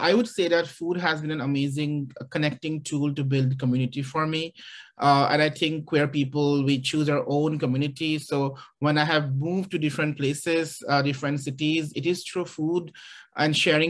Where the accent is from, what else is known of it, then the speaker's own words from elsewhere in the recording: Guwahati, Assam, India; now in Athens, Georgia, United States; I have grown up in a very big family, even though I grew up in Guwahati, which is a largest city in Assam. But a lot of the time I spent in the villages where we had at least 30 people living in the same house